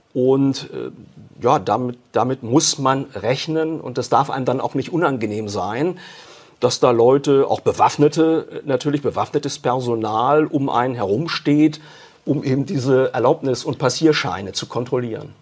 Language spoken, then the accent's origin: German; Germany; bei uns in Deutschland